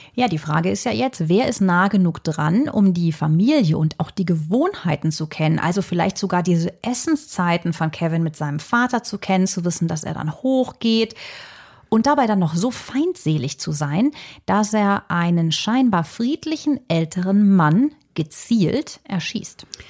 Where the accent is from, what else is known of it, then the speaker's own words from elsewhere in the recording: Germany; bei uns in Deutschland